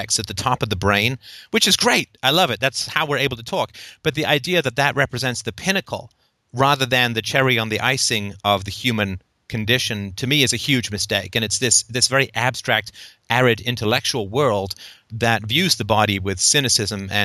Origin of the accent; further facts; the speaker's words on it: England, United Kingdom; I grew up in England